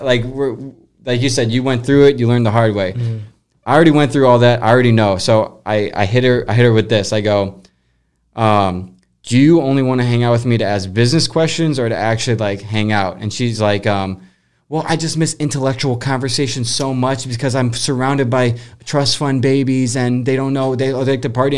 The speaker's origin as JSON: {"language": "English", "region": "Colorado", "country": "United States", "tie": "born or raised there", "moved": "yes", "lives_now": "St. Louis, United States", "said": "She was grew up 10 minutes away from me, random place in Colorado"}